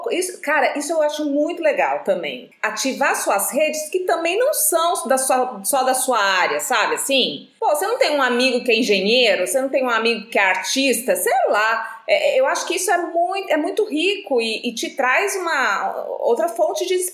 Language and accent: Portuguese; Atibaia, São Paulo, Brazil; moved away as an adult; also born or lived in Florianópolis; now in Rio de Janeiro, Brazil; Nasci e cresci aí, em Atibaia. Minha família toda ainda vive na cidade e passei a maior parte da minha infância e adolescência nas trilhas da Serra do Itapetinga e na Pedra Grande.